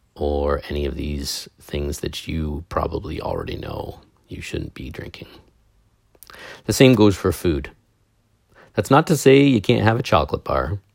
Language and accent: English; Canada; I'm a Canadian